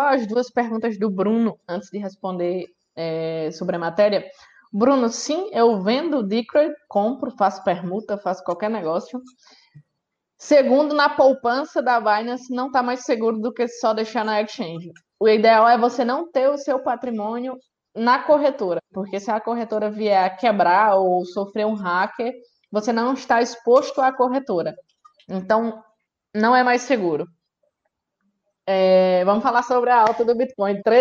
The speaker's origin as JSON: {"language": "Portuguese", "country": "Brazil", "said": "isso ao mesmo tempo que nos, nos deixa, nós, como brasileiros, né, felizes"}